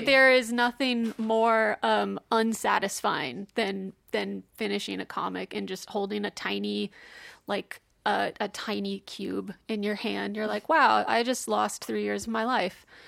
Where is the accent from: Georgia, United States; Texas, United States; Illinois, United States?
Texas, United States; I'm from Texas